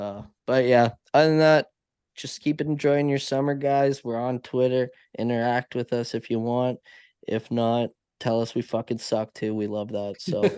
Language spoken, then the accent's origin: English; London, Ontario, Canada; born or raised there